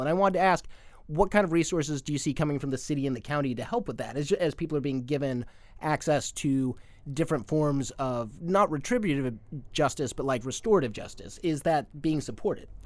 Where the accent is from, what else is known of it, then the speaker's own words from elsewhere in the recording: Arizona, United States; moved away; my home state of Arizona